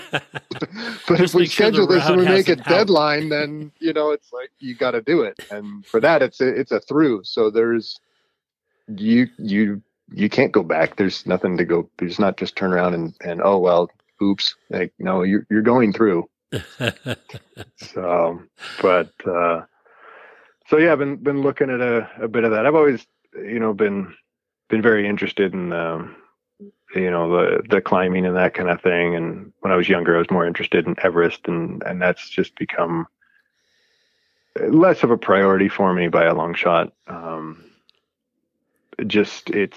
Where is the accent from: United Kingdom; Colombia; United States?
United States; I'm an American visiting